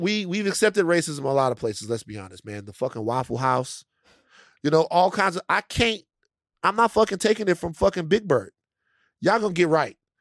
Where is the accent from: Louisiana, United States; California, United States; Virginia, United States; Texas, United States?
Louisiana, United States; I'm from Louisiana.